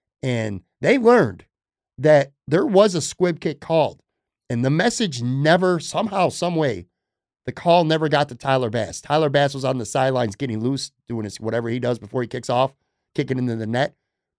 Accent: Toronto, Ontario, Canada; Growing up in Toronto, I only became a Bills fan in the late 1990s after Flutie left the CFL for the Bills.

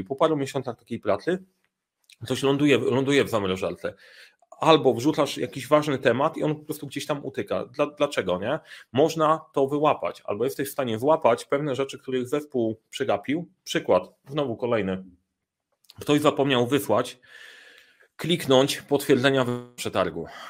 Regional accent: Sandomierz, Świętokrzyskie Voivodeship, Poland; moved away; jestem w Sandomierza

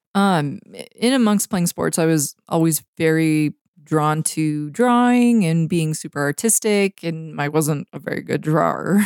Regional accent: North Vancouver, British Columbia, Canada; moved away as an adult; now in Montana, United States; even though I'm from Vancouver, I grew up on the North Shore

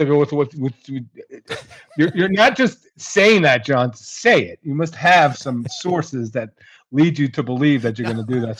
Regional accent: New Jersey, United States; I grew up in Central Jersey.

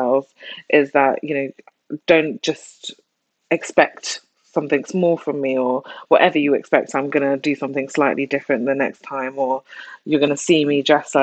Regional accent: London, United Kingdom; I grew up in South London

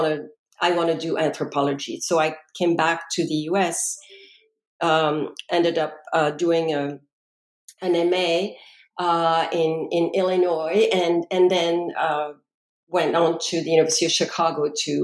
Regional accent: France; English is a second language; moved away as an adult; now in United States; I was born and raised in France, and upon graduating from high school, decided I wanted to spend a gap year in the U.S. to learn English properly. And so I made my way to North Carolina and spent a year there.

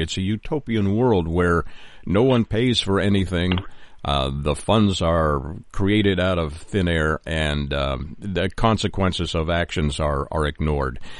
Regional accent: Canada; now in United States; I am a Canadian living in the United States

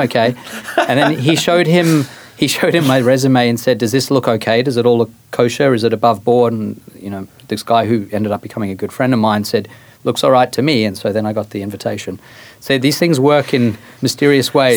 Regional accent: Australia; accent: Australian; moved away as an adult; also born or lived in Johannesburg, South Africa; now in United States; I am Australian. I, I was born in South Africa. I spent seven years there, moved to Australia, spent 16 years there, and I've now been in the US for 14

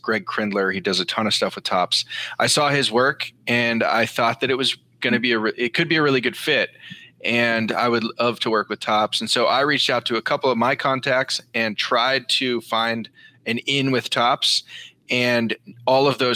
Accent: Marin County, north of San Francisco, California, United States; now in New York, United States; I grew up in Marin County, north of San Francisco

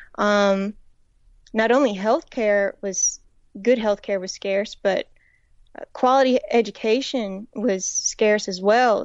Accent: Woodland, North Carolina, United States; moved away as an adult; also born or lived in Raleigh, North Carolina; they'd hear my accent and they'd wanna know where I was from. And so I would say Woodland, which is in a, a tiny town in the northeastern part of the state

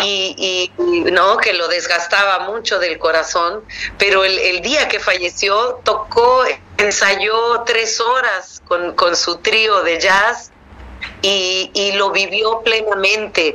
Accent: Mixteca, Oaxaca, Mexico; en mi pueblo, que era un pueblo pequeño de 40 mil personas, en, en, una región indígena que se llama la Mixteca

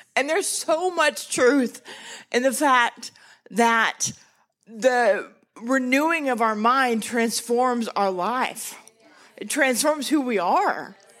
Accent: Texas, United States; I'm from Texas

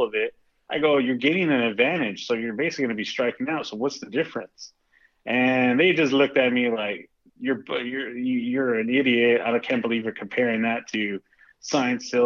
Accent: Spring, Texas, United States; also born or lived in Houston, Texas; now in California, United States; My home is still Spring, Texas. It's still good old Spring, Texas

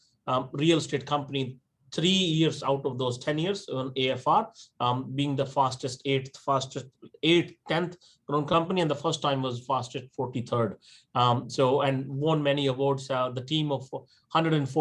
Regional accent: India; moved away as an adult; now in Australia; I'm born and raised in India

